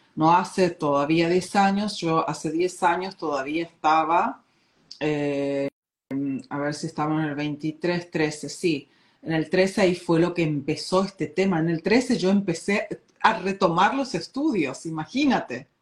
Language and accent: Spanish; Argentina; moved away as an adult; also born or lived in Corrientes, Argentina / Uruguay; now in Oslo, Norway; soy nativa argentina, pero radicada acá en Oslo, Noruega, hace muchos años